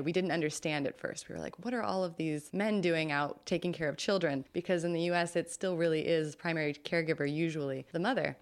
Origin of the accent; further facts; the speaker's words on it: California, United States; as a Californian